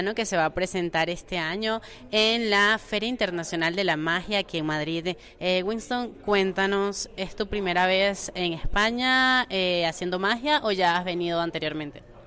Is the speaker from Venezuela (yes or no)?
yes; Venezuela; como venezolana